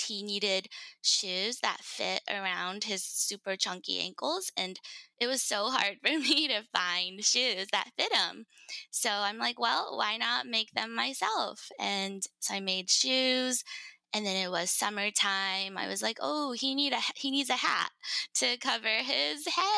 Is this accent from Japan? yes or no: yes; Japan; now in United States; I was born and raised in Japan. I lived a majority of my life in the States, so I consider myself pretty Americanized.